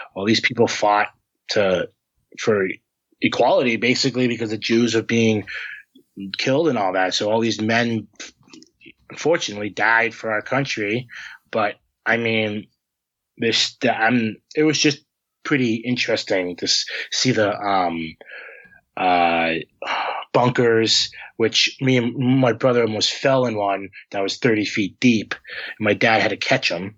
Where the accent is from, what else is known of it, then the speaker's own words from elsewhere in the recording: Harvard, Massachusetts, United States; I'm from Massachusetts, I'm like I'm from Harvard, and I get a lot of like, oh, you you um from the the Harvard University? I'm like, no, I'm from the town.